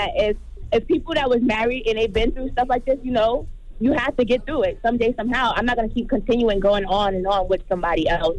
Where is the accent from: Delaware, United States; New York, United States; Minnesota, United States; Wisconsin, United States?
New York, United States; I'm from Long Island.